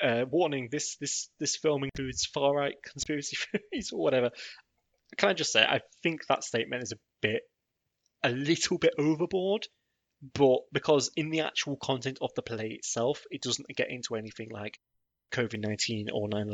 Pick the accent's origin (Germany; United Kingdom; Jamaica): United Kingdom; I'm British